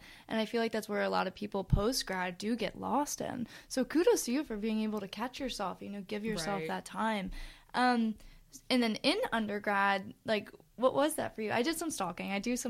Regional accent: United States; I guess I'm from Westchester.

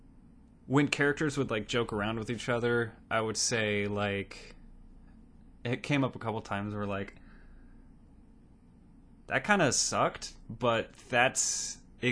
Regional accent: Arizona, United States; I was born in Arizona.

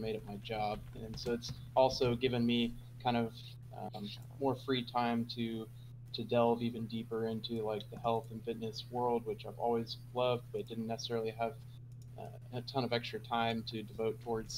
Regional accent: Oklahoma, United States; moved away as an adult; I'm originally from Oklahoma, which is like the very middle of the states.

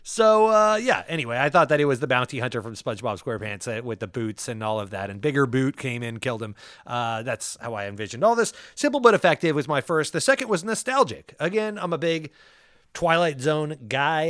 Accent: Paso Robles, California, United States; I grew up in Paso Robles, San Luis Obispo, California

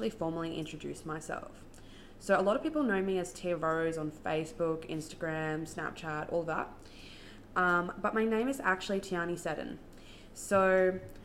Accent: Brisbane, Queensland, Australia; I'm from Brisbane in Australia

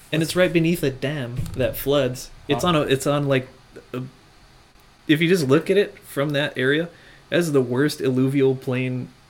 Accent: United States; And it matters to me because I'm American

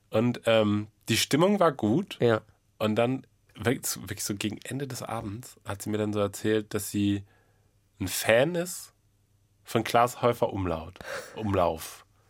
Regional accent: Münster, North Rhine-Westphalia, Germany; meiner Heimatstadt Münster

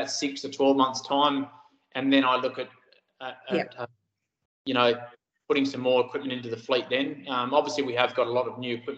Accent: Busselton, Western Australia, Australia; also born or lived in Harvey / Port Hedland / Nangeenan; I grew up in Busselton. Born down there and did my school life down there.

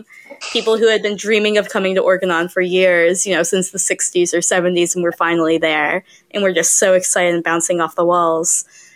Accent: Atlanta, Georgia, United States; I'm not from Maine. I'm from Atlanta, Georgia.

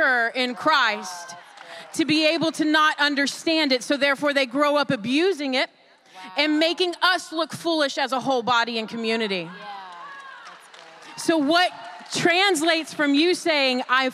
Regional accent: Dallas, Texas, United States; I'm actually from Dallas, and I go to the Oaks Church here in Red Oak, Texas

